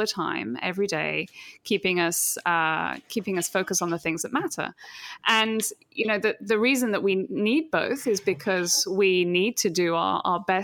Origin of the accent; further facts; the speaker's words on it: New Milton, South East England, United Kingdom; moved away as an adult; also born or lived in London; now in New York, United States; New Milton is where I grew up